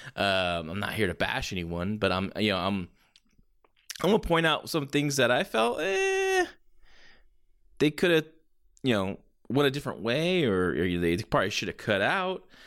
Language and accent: English; San Jose, California, United States; my hometown of San Jose, California